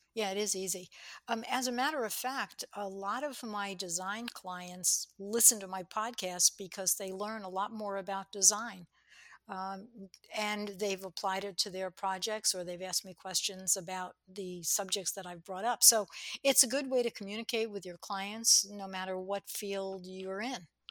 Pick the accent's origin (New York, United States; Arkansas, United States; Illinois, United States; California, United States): New York, United States; I was brought up in New York